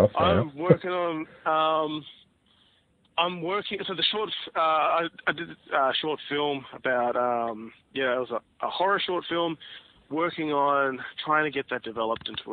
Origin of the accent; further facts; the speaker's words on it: Campbelltown, New South Wales, Australia; I grew up in Ed's in Campbelltown out in, Western Sydney